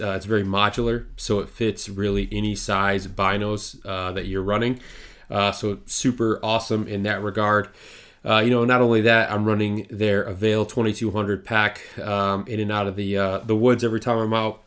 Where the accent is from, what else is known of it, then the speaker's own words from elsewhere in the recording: Lewiston, Michigan, United States; I grew up um, east of you, uh, small town called Lewiston